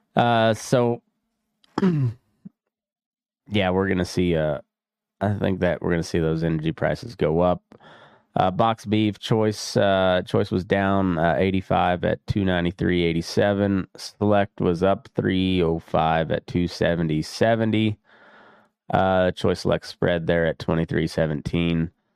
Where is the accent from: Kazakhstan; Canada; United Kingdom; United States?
United States; Dust Bowl country, Great Plains